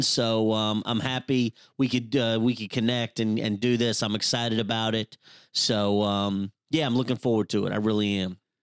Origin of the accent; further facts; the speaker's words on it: Louisville, Kentucky, United States; I'm from Louisville, Kentucky